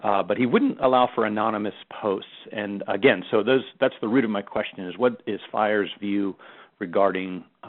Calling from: Florida, United States; I'm calling from Florida.

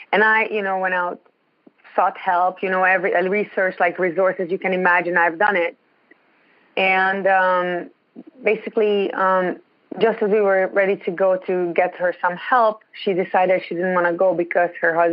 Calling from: Ontario, Canada

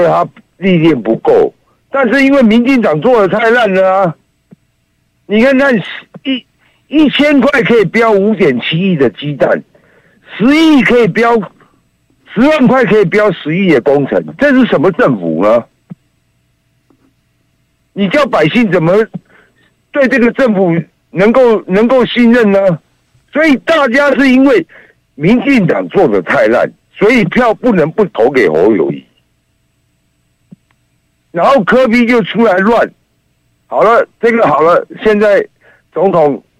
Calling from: Taipei, Taiwan

